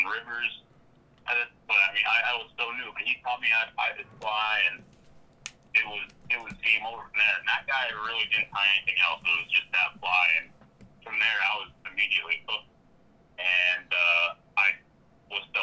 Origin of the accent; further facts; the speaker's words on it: Pennsylvania, United States; moved away as an adult; also born or lived in Colorado; I grew up in Pennsylvania